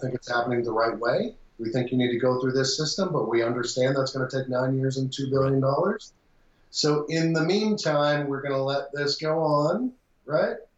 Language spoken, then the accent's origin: English; Texas, United States; moved away; I was born in Texas. I lived in Texas. I worked in Texas